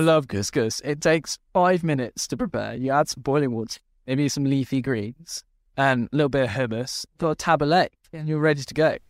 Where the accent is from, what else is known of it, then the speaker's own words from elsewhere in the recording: Luxembourg; I grew up in Luxembourg